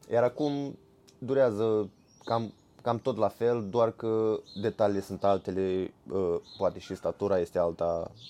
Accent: Romania; noi venim din România, eu prefer urs, îmi place foarte mult pentru că noi avem foarte, mult urși, foarte mulți urși sălbatici.

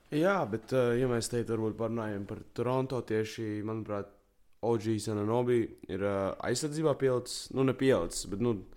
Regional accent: Latvia; esmu latvietis

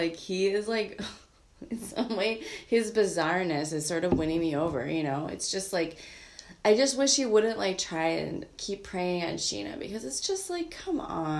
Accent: Minnesota, United States; Oofta. That's what I say as a Minnesotan.

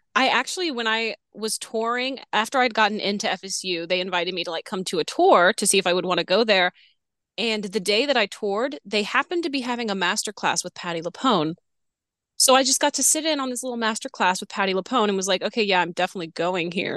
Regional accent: New Orleans, Louisiana, United States; moved away as an adult; also born or lived in Florida; I'm from New Orleans. Um, grew up there

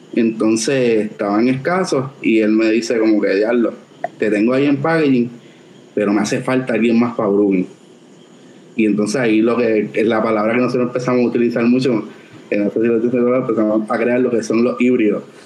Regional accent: San Juan, Puerto Rico; also born or lived in Coamo; yo nací en San Juan, pero toda mi familia de parte de madre, esta es, es de Cobamo

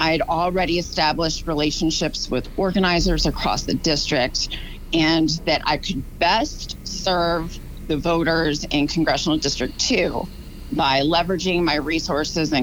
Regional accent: outside of Baltimore, Maryland, United States; moved away as an adult; also born or lived in California; now in The Woodlands, United States; I grew up outside of Baltimore.

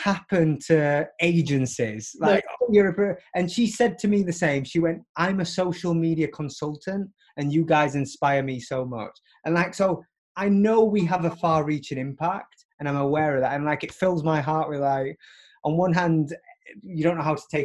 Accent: Barnsley, Yorkshire and the Humber, United Kingdom; moved away as an adult; now in New York, United States; I live in New York now, but, like, I grew up in Barnsley

